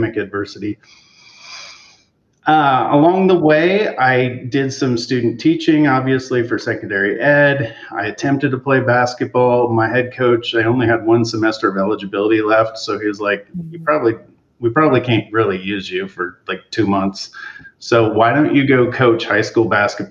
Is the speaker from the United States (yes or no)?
yes; Eugene, Oregon, United States; I grew up in Eugene, Oregon, and basically on the campus of the University of Oregon.